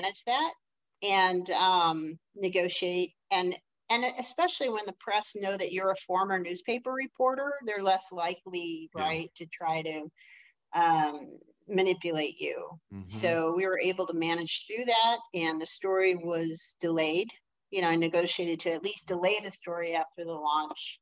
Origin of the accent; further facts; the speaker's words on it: Detroit, Michigan, United States; I'm from Detroit